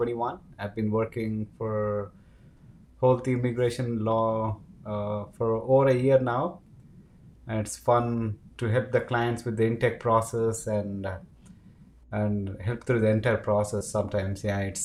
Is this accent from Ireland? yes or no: no; India; moved away as an adult; now in Lethbridge, Canada; I'm actually from India. My wife is a student at the University of Lethbridge. We moved to Lethbridge in September of 2021.